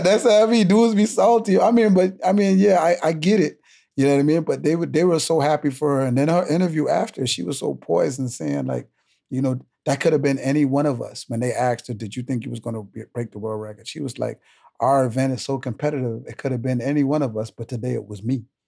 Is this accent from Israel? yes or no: no; Bahamas; I'm from the Bahamas